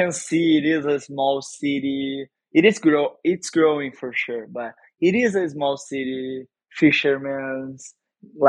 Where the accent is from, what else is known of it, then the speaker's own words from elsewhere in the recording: Saquarema, Rio de Janeiro, Brazil; English is a second language; also born or lived in Cabo Frio; But I raised in Saquarema